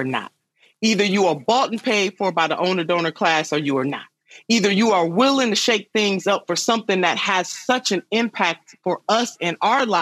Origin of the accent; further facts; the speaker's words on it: Cuyahoga River area, Ohio, United States; the Cuyahoga River right here in my hometown